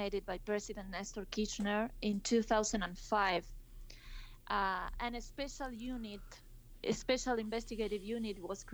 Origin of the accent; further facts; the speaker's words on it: Salta, Argentina; I was in Salta, my hometown